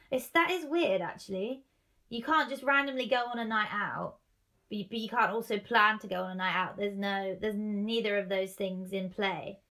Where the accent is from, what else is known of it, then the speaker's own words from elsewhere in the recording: Manchester, North West England, United Kingdom; So I came from Manchester, got into Euston, then got the tube to like Shepherd's Bush.